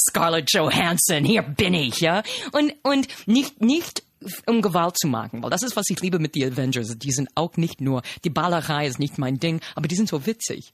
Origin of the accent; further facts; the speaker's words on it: United States; German is a second language; moved away as an adult; now in Germany; habe mich nicht als Amerikanerin repräsentiert repräsentiert gefühlt